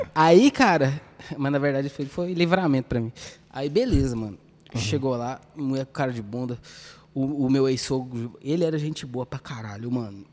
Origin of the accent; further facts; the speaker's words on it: Goiânia, Goiás, Brazil; Com a gente que é goianiense